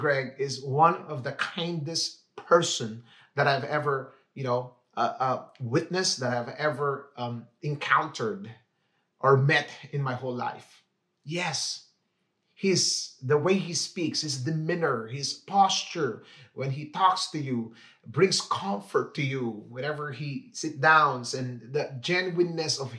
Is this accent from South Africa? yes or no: no; Philippines; moved away as an adult; now in Vancouver, Canada; I grew up in the Philippines